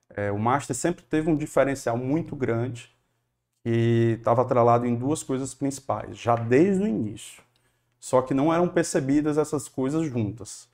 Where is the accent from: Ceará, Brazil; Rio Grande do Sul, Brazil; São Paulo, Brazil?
Ceará, Brazil; Fortaleza; Eu gosto muito aqui da, de Fortaleza